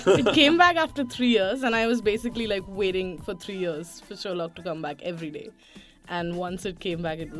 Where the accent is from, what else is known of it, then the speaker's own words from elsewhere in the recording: India; as an Indian.